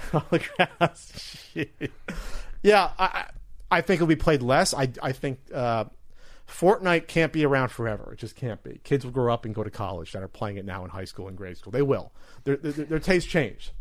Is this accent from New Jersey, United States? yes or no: yes; New Jersey, United States; I'm really from Jersey.